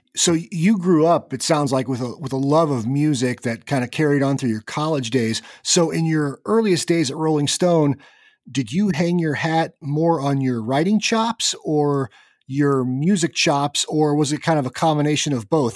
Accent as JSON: {"language": "English", "region": "Kansas", "country": "United States", "tie": "born or raised there", "said": "I grew up in Kansas"}